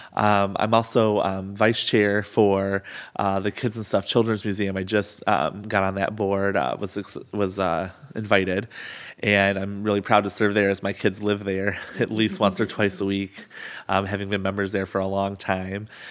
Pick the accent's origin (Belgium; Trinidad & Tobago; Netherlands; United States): United States; Albion; growing up in Albion